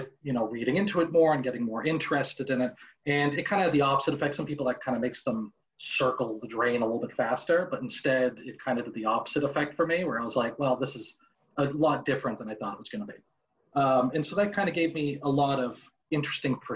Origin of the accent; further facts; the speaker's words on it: Boston, Massachusetts, United States; I was born and raised in Boston, Massachusetts